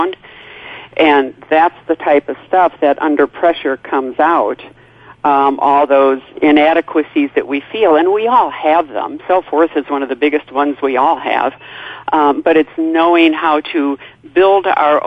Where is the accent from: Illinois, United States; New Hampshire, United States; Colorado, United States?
Illinois, United States; a little town outside of Chicago; born and raised in Chicago, a little town outside of Chicago